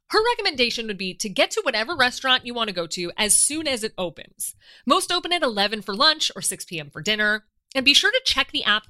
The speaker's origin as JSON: {"language": "English", "country": "United States", "lives_now": "France", "said": "as our parks back home in America"}